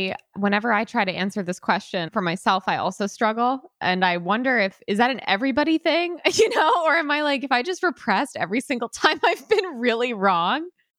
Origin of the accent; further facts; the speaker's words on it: United States; also born or lived in Connecticut / New York / California; now in Florida, United States; I'm from Connecticut and New York, and then I went to California for 4 years.